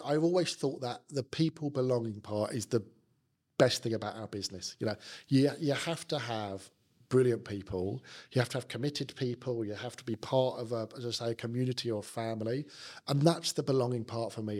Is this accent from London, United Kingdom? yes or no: yes; London, United Kingdom; accent: South London; also born or lived in Sydney, Australia; my South London accent